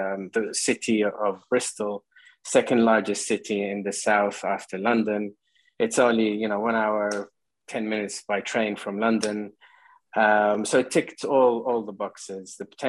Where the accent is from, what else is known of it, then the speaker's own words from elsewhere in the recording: Qatar; moved away; growing up in Qatar, where my father worked, you know, Qatar is a football crazy country